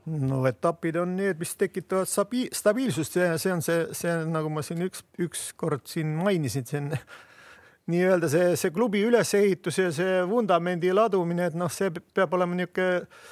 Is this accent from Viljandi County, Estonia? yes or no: yes; Viljandi, Viljandi County, Estonia; ma olen Viljandist